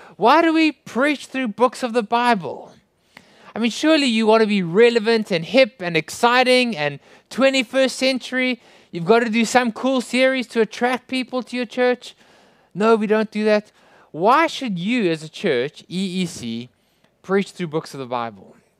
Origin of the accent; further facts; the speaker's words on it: South Africa; I hope you can understand my strange accent. I come from South Africa